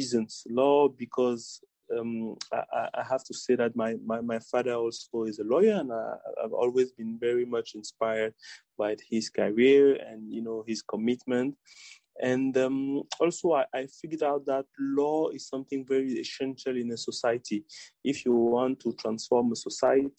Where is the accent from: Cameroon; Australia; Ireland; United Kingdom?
Cameroon; Douala, Littoral; moved away as an adult; also born or lived in France / United States; I grew up in Douala. Yes, in Douala. I did my primary and secondary school in Douala